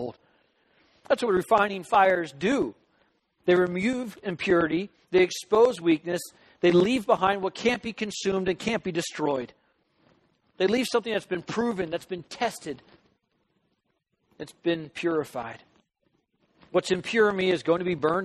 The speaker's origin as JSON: {"language": "English", "region": "Southern California", "country": "United States", "tie": "born or raised there", "said": "growing up in Southern California"}